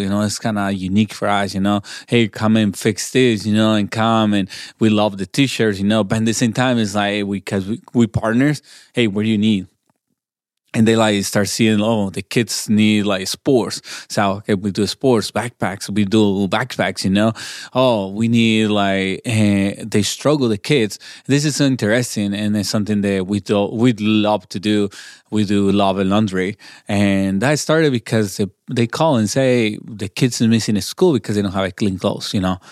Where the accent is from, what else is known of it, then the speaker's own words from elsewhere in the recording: Chihuahua, Mexico; first language Spanish; English is a second language; moved away as an adult; also born or lived in Portland, Oregon; now in Albuquerque, United States; I'm born in Mexico in Chihuahua, I grew up in there, and until I was 24, I uh, 25 is when I moved to the states.